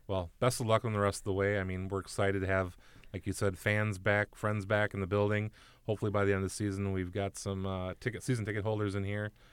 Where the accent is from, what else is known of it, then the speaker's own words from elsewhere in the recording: Minnesota, United States; I'm a Minnesotan through and through, born, raised